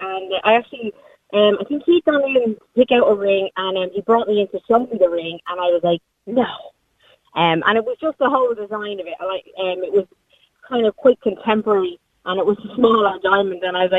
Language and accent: English; Dublin, Leinster, Ireland; I'm from Dublin